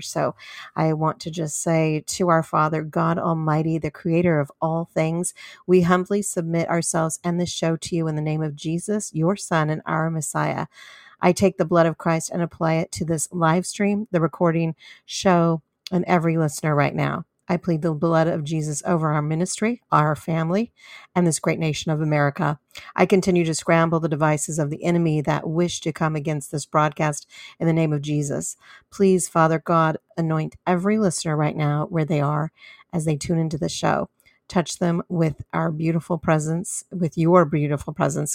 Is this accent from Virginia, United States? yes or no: no; San Diego, California, United States; my hometown of San Diego, California